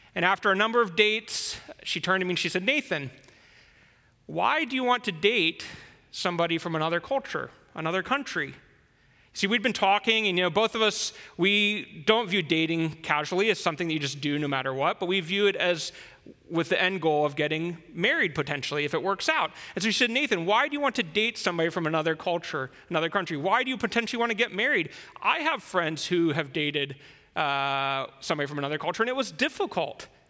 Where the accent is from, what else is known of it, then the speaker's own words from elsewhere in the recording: United States; moved away as an adult; now in China; as an American, somebody who lived there my whole life before I came to China